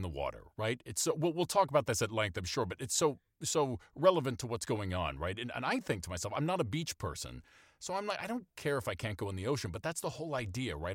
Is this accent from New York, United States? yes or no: no; Maine, United States; I grew up in Maine, so I have a, in a small town in Maine